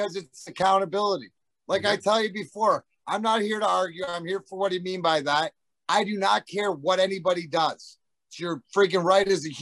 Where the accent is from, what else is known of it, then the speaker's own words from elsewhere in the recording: Leamington, Ontario, Canada; now in United States; we grew up in Essex County